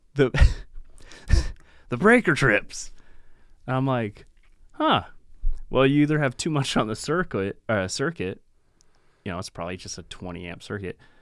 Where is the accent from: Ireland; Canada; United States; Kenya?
United States; Pacific Northwest; from the Pacific Northwest